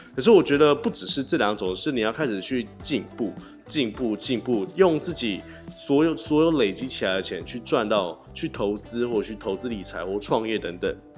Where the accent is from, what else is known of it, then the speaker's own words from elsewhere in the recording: Tainan, Taiwan; also born or lived in Taoyuan; 因为我是台南人嘛